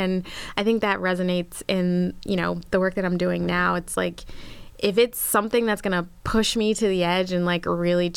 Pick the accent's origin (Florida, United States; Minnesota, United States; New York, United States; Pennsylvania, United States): Pennsylvania, United States; Philadelphia; moved away as an adult; I grew up in Philly. It was, well, suburb right outside of Philly. Lived there until I was 18